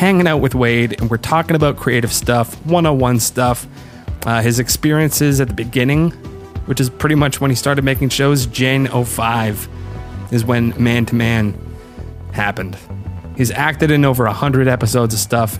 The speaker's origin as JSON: {"language": "English", "country": "Canada", "said": "I am a Canadian"}